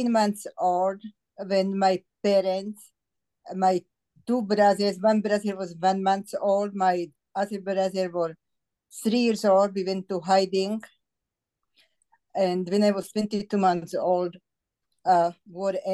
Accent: Bratislava, Bratislava Region, Slovakia; English is a second language; moved away; I was born in Bratislava

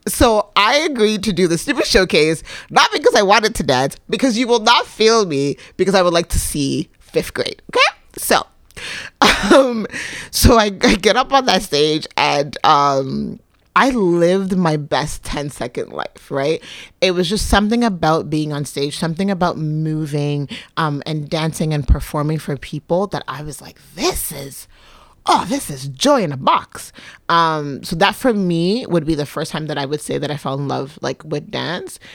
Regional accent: Quebec, Canada; also born or lived in Libya; now in Toronto, Canada; I was raised in Quebec

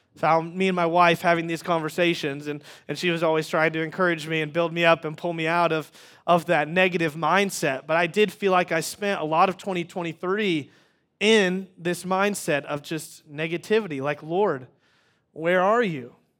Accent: Wichita, Kansas, United States; moved away; I grew up in Wichita, Kansas.

